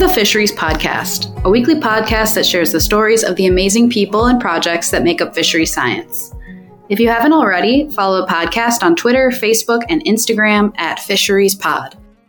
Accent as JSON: {"language": "English", "region": "Wisconsin", "country": "United States", "said": "I'm from Wisconsin."}